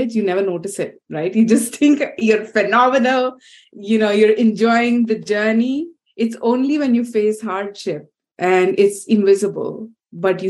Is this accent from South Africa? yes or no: no; India; growing up in India, which is really, they say it's a country of multiple centuries at once